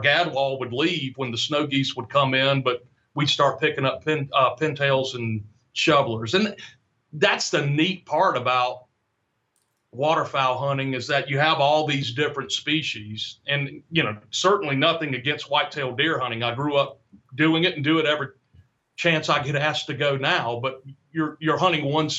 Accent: Florida, United States; I was down where I grew up in Florida.

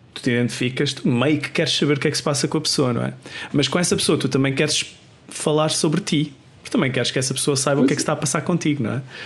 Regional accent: Portugal; moved away as an adult; now in Sweden; desde que saí de Portugal

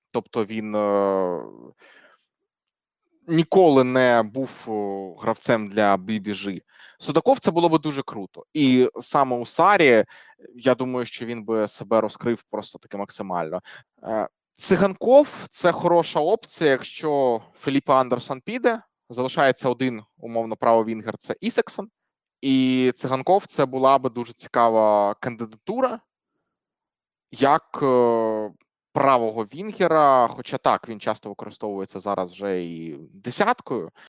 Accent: Kharkiv, Kharkiv Oblast, Ukraine; Ну, банально, я харків'янин, це моя рідна команда.

